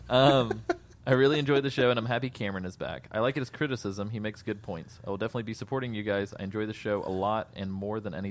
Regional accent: Mexico; The first time I saw uh, Metal Gear Solid was in my hometown in Mexico. My big brother had bought it

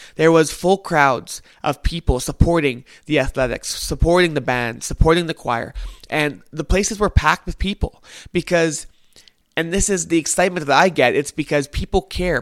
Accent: Winnipeg, Manitoba, Canada; I am from Winnipeg, Manitoba, Canada

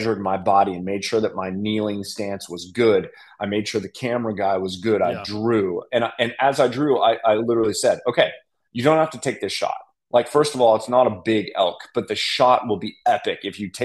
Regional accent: Colorado, United States; now in Nashville, United States; I'm from Colorado

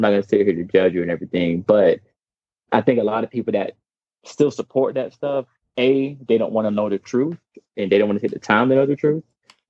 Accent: South Carolina, United States; growing up in growing up in South Carolina

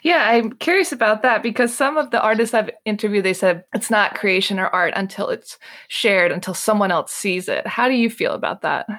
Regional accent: Maryland, United States; moved away as an adult; now in Paris, France; I'm from Maryland

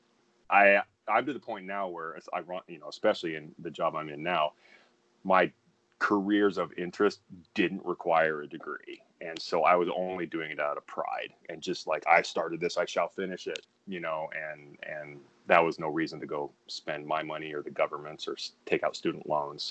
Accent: Pocatello, Idaho, United States; moved away as an adult; also born or lived in Colorado; now in Los Angeles, United States; that's where I spent kindergarten through senior year high school. So it's very safe to say I spent most of my life in Pocatello, Idaho

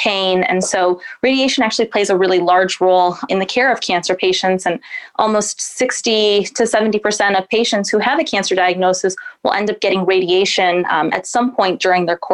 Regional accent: Lansing, Michigan, United States; moved away as an adult; also born or lived in Massachusetts / Seattle, Washington; now in Northeast Ohio, United States; I was born and raised in beautiful Lansing, Michigan

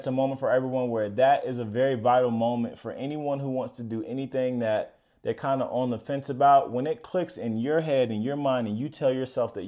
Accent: Florida, United States; I was a kick returner in high school, and I'm from Florida

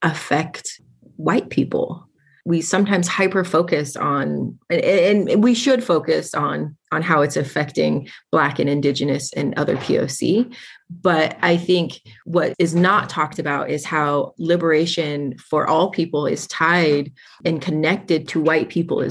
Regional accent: Spokane, Washington, United States; also born or lived in Kiana, Alaska; My family is from Kayana, Alaska, but I was born and raised in Spokane

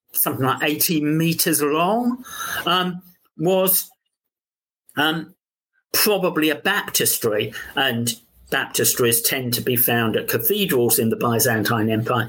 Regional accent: London, United Kingdom; accent: London; my London accent

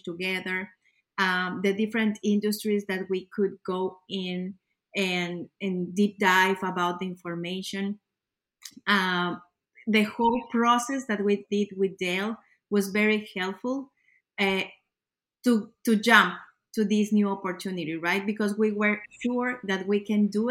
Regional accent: Ecuador; moved away as an adult; now in United States; We were born and raised in Ecuador.

